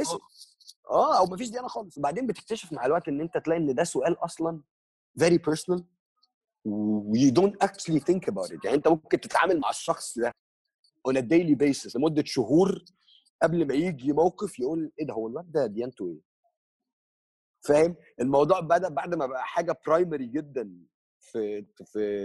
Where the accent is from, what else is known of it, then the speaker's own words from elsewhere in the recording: Egypt; moved away as an adult; also born or lived in Russia / Vietnam; ام هاف امريكان فروم ماي mother's سايد بس I've been living in ان ايجيبت فور اول ماي لايف